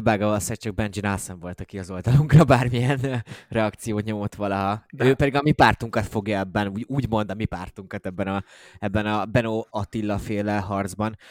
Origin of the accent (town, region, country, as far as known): Hungary